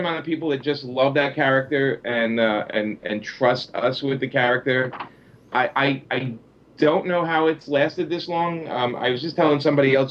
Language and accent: English; New York City, New York, United States; I grew up in Brooklyn, New York, my whole life